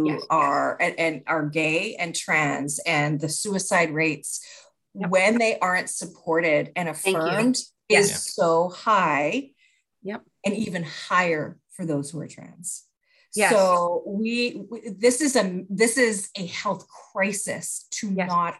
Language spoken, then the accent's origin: English; Canada; I'm Canadian